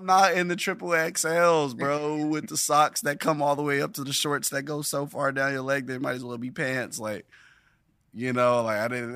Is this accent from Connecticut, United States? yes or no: no; Carson, California, United States; also born or lived in Long Beach, California / North Carolina; now in Los Angeles, United States; I was born in Long Beach, California, at Long Beach Memorial, and I lived there for a few years in the in the beginning, mm-hmm. and mm. then I was primarily raised in Carson